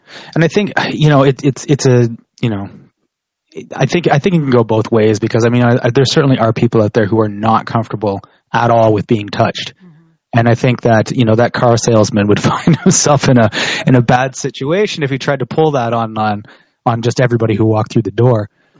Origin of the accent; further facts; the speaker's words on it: Canada; Whereas opposed to like someplace like where I grew up in Canada